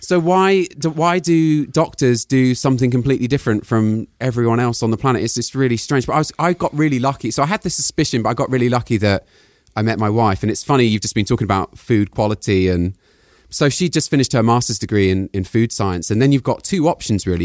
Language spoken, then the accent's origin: English; United Kingdom; moved away as an adult; also born or lived in Palo Alto; I'm British